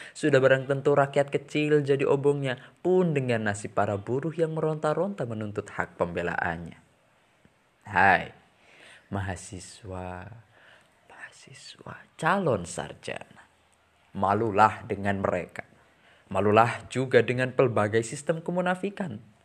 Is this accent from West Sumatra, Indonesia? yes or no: no; Brebes, Central Java, Indonesia; also born or lived in Semarang; aku berasal dari Desa Benda, Sirampok, Brebes, Jawa Tengah